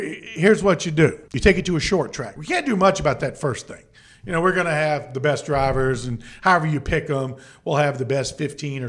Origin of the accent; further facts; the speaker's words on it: Danville, Virginia, United States; I'm from Danville.